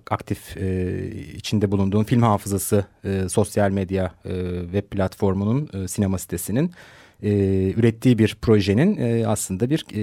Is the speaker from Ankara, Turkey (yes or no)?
yes; Ankara, Turkey; moved away as an adult; now in Istanbul, Turkey; 1980 Ankara doğumluyum. Ee, İstanbul'da yaşıyorum şu anda ee, yaklaşık bir 10 senedir.